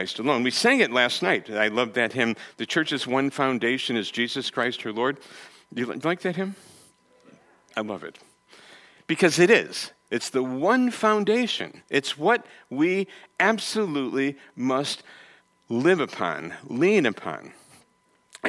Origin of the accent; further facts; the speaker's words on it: Connecticut, United States; I'm from the East Coast, I'm from Connecticut